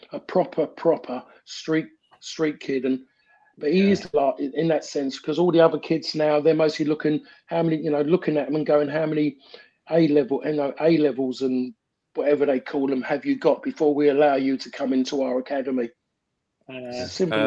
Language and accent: English; England, United Kingdom; in this country, as English